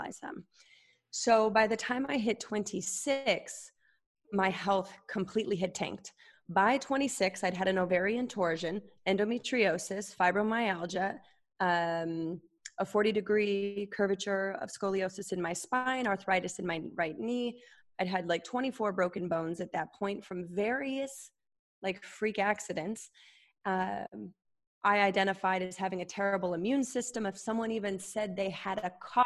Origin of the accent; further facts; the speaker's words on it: Utah, United States; I grew up Mormon in Utah